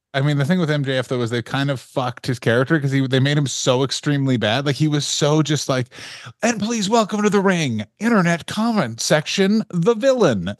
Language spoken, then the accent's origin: English; Canada; as a Canadian person